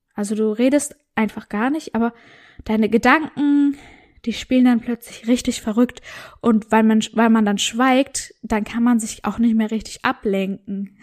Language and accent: German; North Rhine-Westphalia, Germany; moved away; das war so ein Seminarhaus in Westfalen und das Coole war, das war bei mir so in der Nähe, wo ich aufgewachsen bin damals